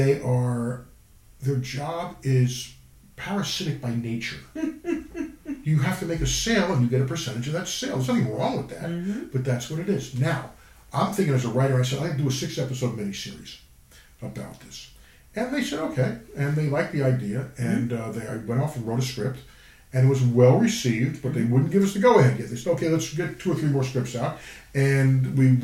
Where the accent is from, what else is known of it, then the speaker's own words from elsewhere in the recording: New York, United States; I grew up in New York.